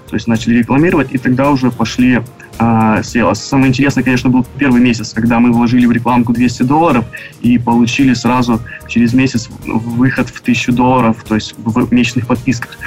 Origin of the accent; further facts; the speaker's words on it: Dnipro, Dnipropetrovsk Oblast, Ukraine; moved away as an adult; now in Vancouver, Canada; я приехал в Канаду три года назад – из Украины, город Днепропетровск